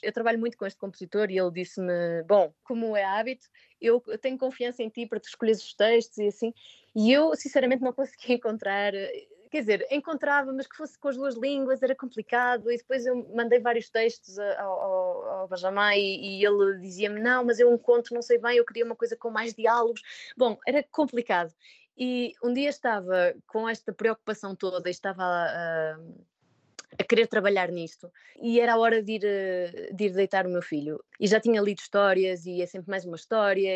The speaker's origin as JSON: {"language": "Portuguese", "town": "Póvoa de Varzim", "region": "Norte", "country": "Portugal", "also_born_or_lived": "Aveiro", "moved": "as an adult", "lives_now": "Paris, France", "said": "eu não, não venho de Lisboa, venho, venho de uma pequena cidade, da Póvoa de Varzim, e fiz meus estudos em Aveiro"}